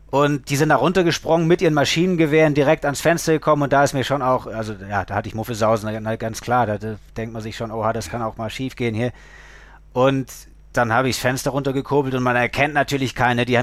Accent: Lake Constance, Germany; so als Kind vom Bodensee, ich war natürlich am Segeln, am Surfen, das, das war mein, mein alles.

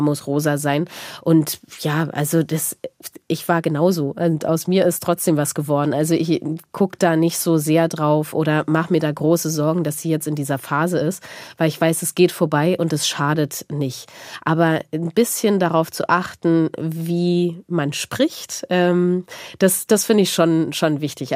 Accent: East Germany, Germany; ich komme aus Ostdeutschland.

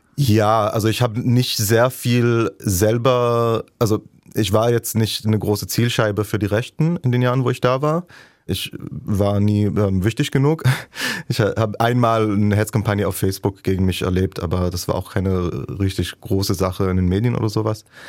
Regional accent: Jerusalem, Jerusalem District, Israel; German is a second language; moved away as an adult; now in Leipzig, Germany; in Jerusalem, meiner Heimatstadt, also auch auf Buslinien, die ich äh, zur Schule benutzt habe

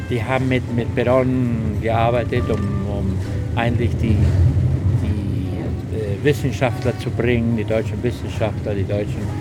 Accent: Bariloche, Río Negro, Argentina; born there; Ich bin in Bariloche geboren, in einer kleinen Stadt. Die Stadt hat in dem Moment 8000 Einwohner in Patagonien, Nordpatagonien.

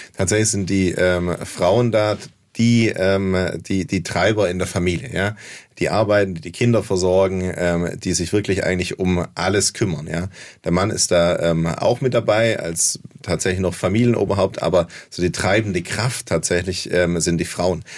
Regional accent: Heilbronn, Baden-Württemberg, Germany; auf dem Gaffenberg in Heilbronn, wo ich herkomme

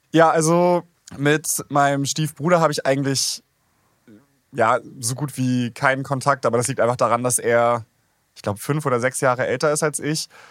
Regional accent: Schleswig-Holstein, Germany; ich bin in Schleswig-Holstein aufgewachsen

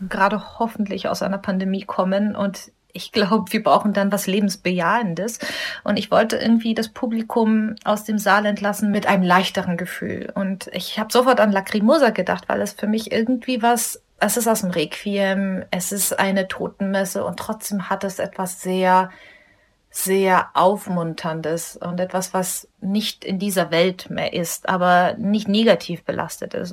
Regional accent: Munich, Bavaria, Germany; Ich bin in Deutschland geboren, hier aufgewachsen, habe nirgendwo anders gelebt

